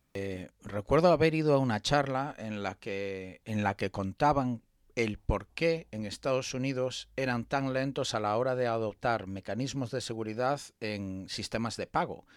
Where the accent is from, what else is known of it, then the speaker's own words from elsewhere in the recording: Spain; los que somos españoles